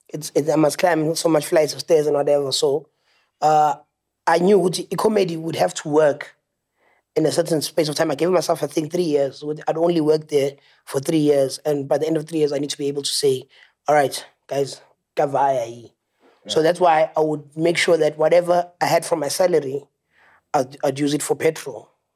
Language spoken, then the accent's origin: English; Secunda, Mpumalanga, South Africa; moved away; I'm originally from Secunda in Mpumalanga.